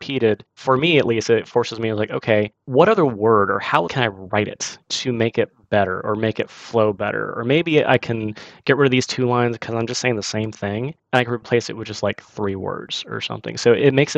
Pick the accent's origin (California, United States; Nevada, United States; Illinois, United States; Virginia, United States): California, United States; my hometown in California